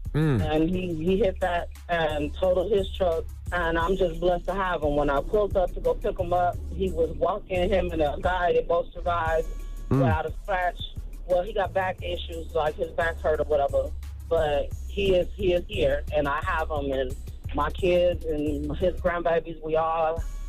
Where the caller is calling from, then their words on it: Illinois, United States; No, I'm from Illinois.